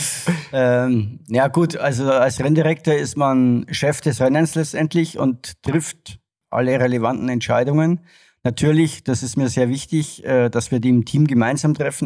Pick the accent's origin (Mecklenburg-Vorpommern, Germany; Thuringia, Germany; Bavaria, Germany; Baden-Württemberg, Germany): Bavaria, Germany; Regensburg; moved away as an adult; also born or lived in Frankfurt; in meiner Heimatstadt in Regensburg